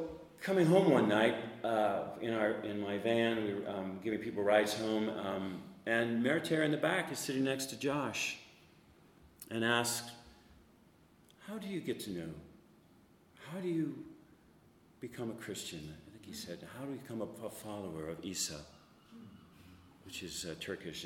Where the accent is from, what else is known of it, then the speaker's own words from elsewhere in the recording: United States; Now I'm an American